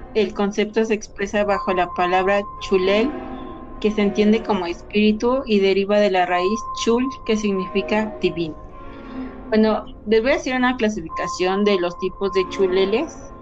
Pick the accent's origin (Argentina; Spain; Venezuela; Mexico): Mexico; de aquí de nuestro lindísimo país México